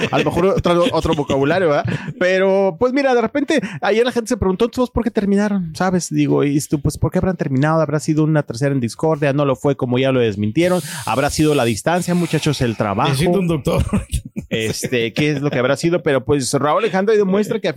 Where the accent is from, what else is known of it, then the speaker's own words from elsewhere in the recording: Mexico; Los mexicanos estamos en todas partes.